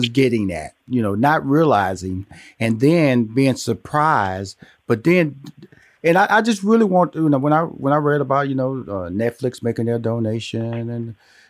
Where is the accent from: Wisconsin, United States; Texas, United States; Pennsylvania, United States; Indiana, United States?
Texas, United States; Houston; I was born and raised in Houston, Texas. So I had Texas Southern in Houston